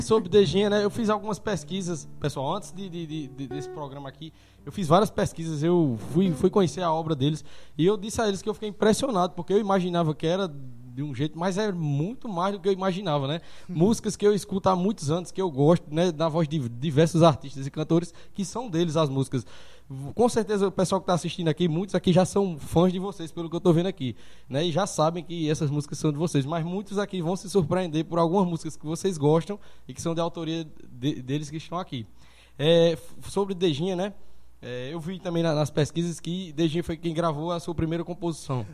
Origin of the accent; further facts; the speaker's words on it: Sumé, Paraíba, Brazil; now in Monteiro, Brazil; eu sou de Sumé